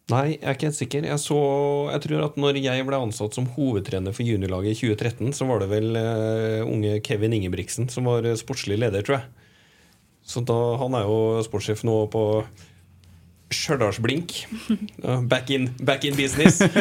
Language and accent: Norwegian; Moss, Østfold, Norway; accent: Moss dialect; also born or lived in Trondheim; Jeg er jo fra Moss, ikke sant? Så jeg har jo egentlig en ja, bokmål-mossedialekt som jeg får kritikk for når jeg er der. At den er vanna ut. Og så har jeg bodd mange år i Trondheim